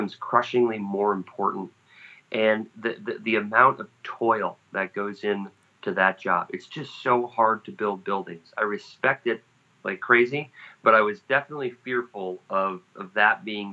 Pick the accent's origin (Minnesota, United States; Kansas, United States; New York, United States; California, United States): Minnesota, United States; moved away as an adult; also born or lived in Wisconsin; I grew up in Minnesota